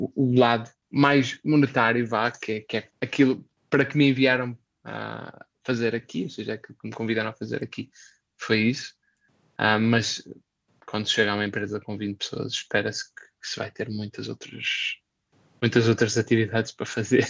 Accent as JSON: {"language": "Portuguese", "town": "Braga", "region": "Norte", "country": "Portugal", "also_born_or_lived": "Poland / Indonesia / Belgium", "moved": "as an adult", "lives_now": "Helsinki, Finland", "said": "eu venho de Braga"}